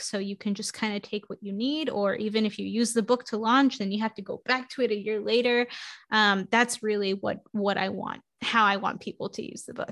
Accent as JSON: {"language": "English", "town": "New York City", "region": "New York", "country": "United States", "tie": "born or raised there", "said": "I grew up in New York City in Queens"}